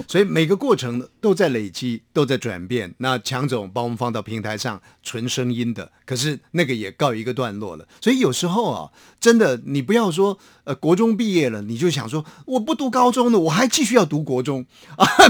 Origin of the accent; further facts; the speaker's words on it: Hsinchu, Taiwan; 到了我的家乡，大概新竹